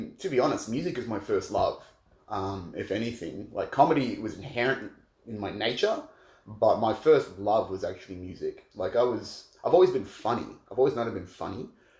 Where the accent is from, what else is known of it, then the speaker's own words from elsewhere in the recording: Australia; I'm from Rogal, southeast suburbs.